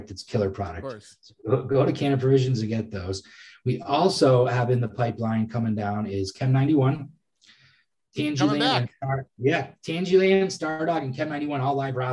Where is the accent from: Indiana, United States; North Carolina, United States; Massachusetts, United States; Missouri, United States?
Massachusetts, United States; I'm from Massachusetts